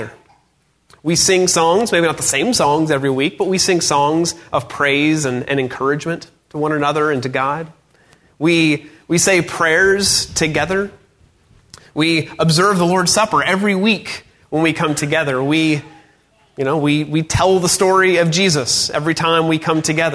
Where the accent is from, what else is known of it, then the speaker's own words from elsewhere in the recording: North Georgia, United States; I grew up in North Georgia